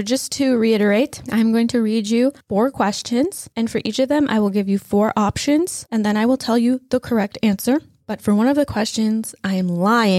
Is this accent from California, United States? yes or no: no; Wisconsin, United States; and Tanner and I grew up in Wisconsin.